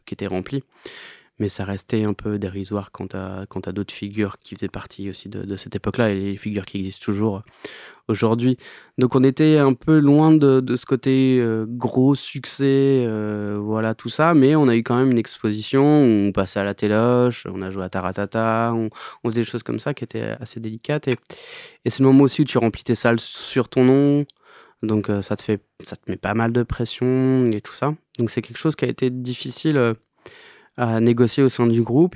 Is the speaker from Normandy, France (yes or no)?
yes; Normandy, France; also born or lived in Alençon; dans mon bled euh, en Normandie